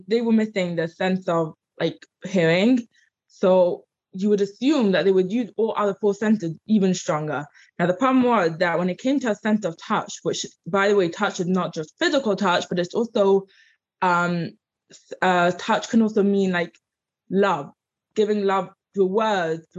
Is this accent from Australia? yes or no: no; London, United Kingdom; accent: English; moved away as an adult; now in United States; I grew up in London.